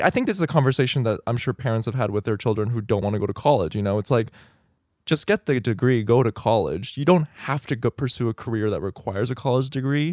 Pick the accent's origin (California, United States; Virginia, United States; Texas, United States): Texas, United States; El Paso; moved away; I grew up in El Paso